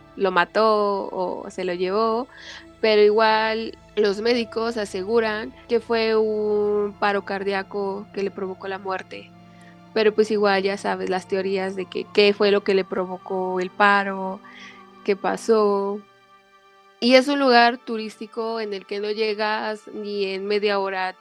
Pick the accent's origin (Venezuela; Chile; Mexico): Mexico; Mexico City; yo soy aquí de la CDMX en México